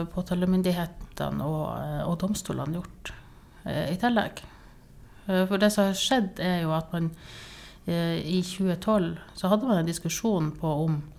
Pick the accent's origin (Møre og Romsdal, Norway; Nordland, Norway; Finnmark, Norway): Nordland, Norway; Sortland; now in Tromsø, Norway; jeg er egentlig fra Sortland